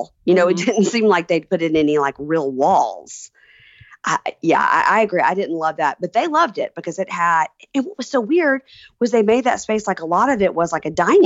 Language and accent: English; Deep South, United States; I'm from the Deep South and everybody has two names